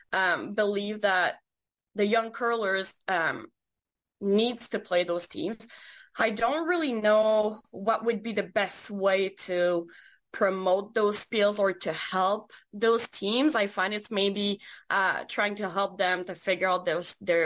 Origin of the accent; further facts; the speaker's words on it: Quebec, Canada; we're from Quebec.